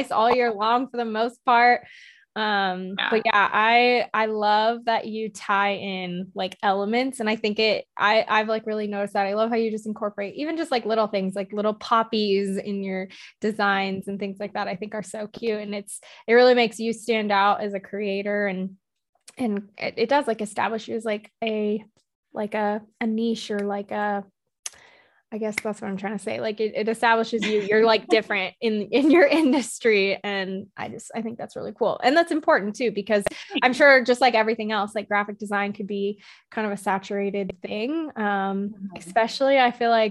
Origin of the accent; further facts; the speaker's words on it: California, United States; I'm from California